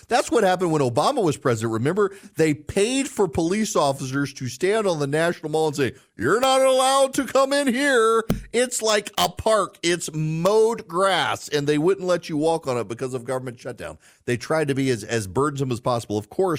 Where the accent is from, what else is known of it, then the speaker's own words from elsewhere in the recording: Louisiana, United States; now in Georgia, United States; I love my home state. I live in Georgia and have for 20 years, but I love my home state of Louisiana.